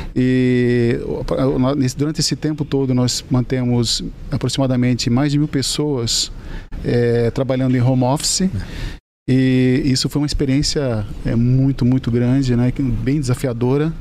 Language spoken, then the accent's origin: Portuguese; Joinville, Santa Catarina, Brazil; ambos somos de Joinville.